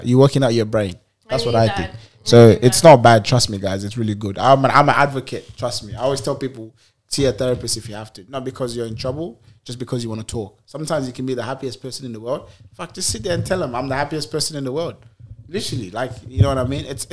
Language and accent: English; Sierra Leone; moved away; As a kid growing up in Sierra Leone